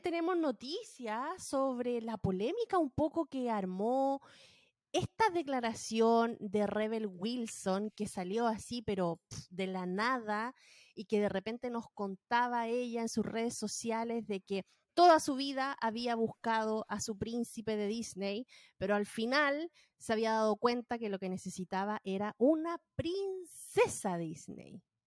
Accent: Valparaíso, Chile; moved away as an adult; now in United States; Yo soy de Valparaíso. Toda mi vida vi el sol esconderse en el mar

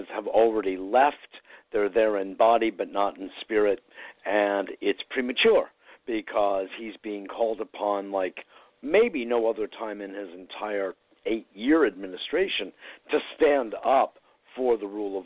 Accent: Connecticut, United States; also born or lived in New York; I was born in New York and raised in Connecticut

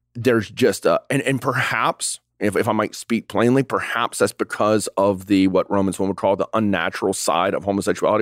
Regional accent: the South, United States; we grew up in the South

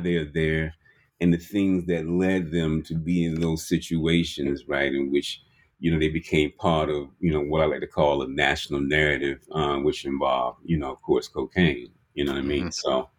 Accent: Birmingham, Alabama, United States; You're talking about growing up in Birmingham and coming up in what they call sort of like a juke joint or a shot house.

